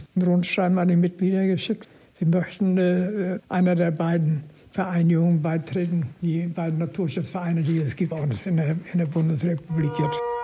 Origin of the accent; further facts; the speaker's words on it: Rostock area, Mecklenburg-Vorpommern, Germany; Ich bin aus der Rostocker Gegend